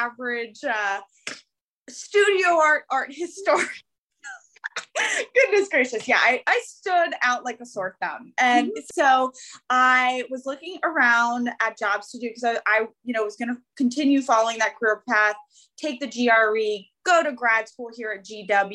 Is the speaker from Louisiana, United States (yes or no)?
no; Northern Virginia, United States; So I've born and raised here in Northern Virginia my whole life.